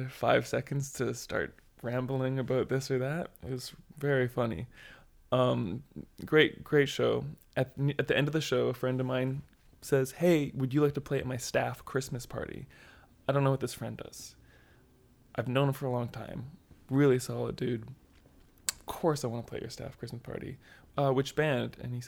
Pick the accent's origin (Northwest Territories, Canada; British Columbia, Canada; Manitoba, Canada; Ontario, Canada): British Columbia, Canada; Duncan; we grew up playing in Duncan too, and Duncan is, like, a really unusual place.